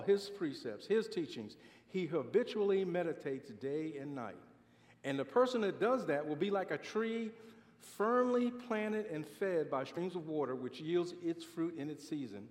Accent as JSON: {"language": "English", "town": "Baltimore", "region": "Maryland", "country": "United States", "tie": "born or raised there", "said": "I grew up in Baltimore, Maryland"}